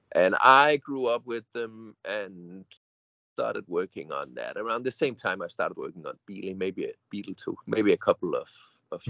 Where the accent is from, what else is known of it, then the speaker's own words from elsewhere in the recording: Odense, Southern Denmark, Denmark; my hometown Odense in Denmark